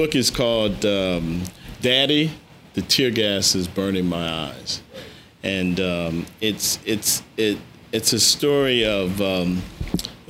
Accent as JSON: {"language": "English", "town": "Washington", "region": "District of Columbia", "country": "United States", "tie": "born or raised there", "said": "I grew up in Washington D.C."}